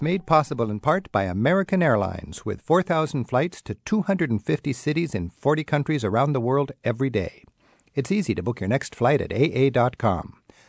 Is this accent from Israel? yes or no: no; New Zealand; I'm a Kiwi.